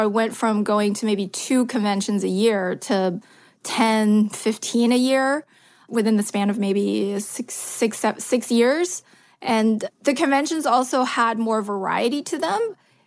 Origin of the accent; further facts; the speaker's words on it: Germany; moved away as an adult; also born or lived in China; now in United States; I was born in China, and my parents divorced, and my mom moved to Germany, and I followed her to Germany. So I actually grew up in Germany